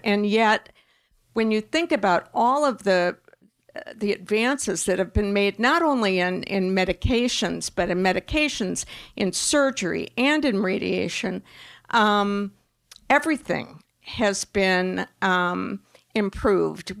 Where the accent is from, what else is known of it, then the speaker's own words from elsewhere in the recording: Wisconsin, United States; I'm a Midwesterner by, by, um, I was raised in Wisconsin